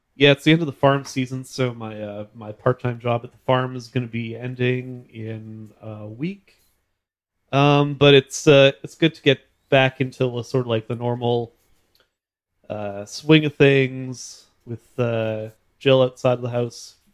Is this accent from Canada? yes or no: yes; Red River Valley, Manitoba, Canada; grew up in the Red River Valley